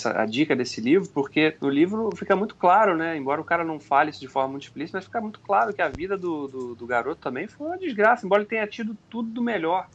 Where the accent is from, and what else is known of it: Brazil